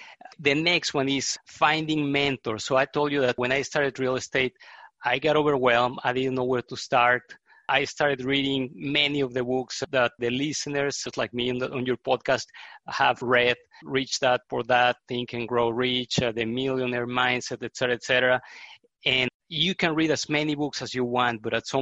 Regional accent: Mexico; moved away as an adult; also born or lived in Netherlands / Texas, United States; now in Houston, United States; I was born in Mexico, and I lived in Mexico until 94, and then I came to the United States to get a graduate degree.

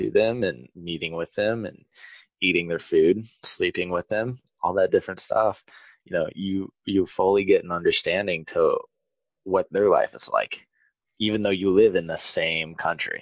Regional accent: United States; I'm an American

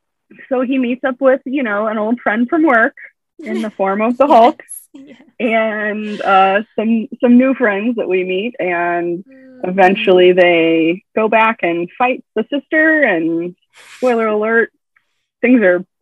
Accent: Ohio, United States; now in South Dakota, United States; I currently live in South Dakota, but I am originally from Ohio.

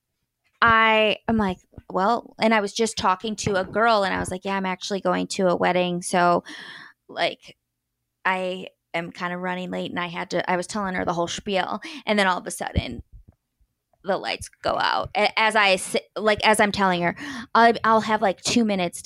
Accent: Chicago, Illinois, United States; I am from Chicago

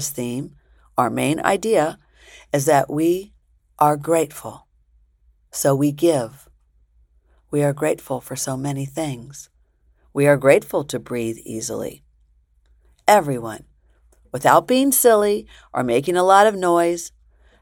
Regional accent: Springfield, Illinois, United States; also born or lived in New York; grade school days in Springfield, Illinois, after Dad had died and we moved from New York to Illinois

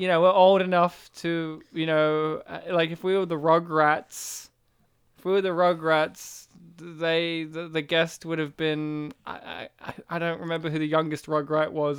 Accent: Australia; I was raised in Australia

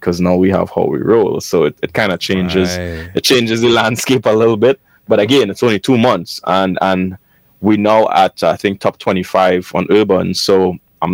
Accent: Trinidad & Tobago; I am from Trinidad.

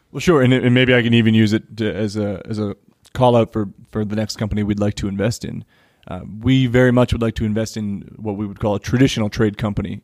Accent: United States; also born or lived in Parkhurst, Johannesburg, South Africa; now in Johannesburg, South Africa; I am American and, you know, I live in Parkhurst

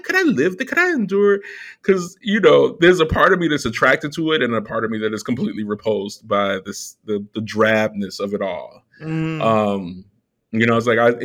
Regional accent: United States; as an American

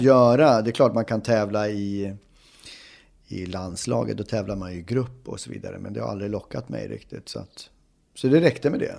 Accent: Uppsala, Uppsala County, Sweden; moved away as an adult; now in Stockholm, Sweden; är född och uppvuxen i Uppsala

